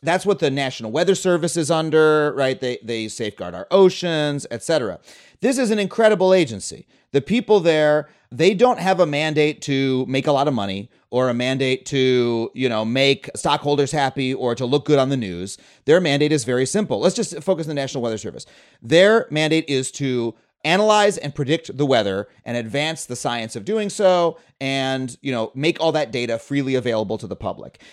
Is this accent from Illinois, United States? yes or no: no; Long Island, New York, United States; also born or lived in Florida; I grew up on Long Island, but we spent one year in Florida